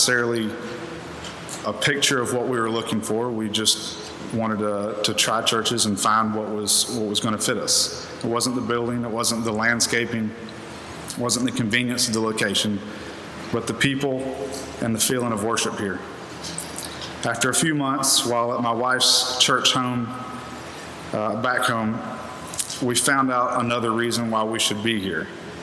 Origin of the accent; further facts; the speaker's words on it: Columbia, South Carolina, United States; now in Greer, United States; the church where I grew up in Columbia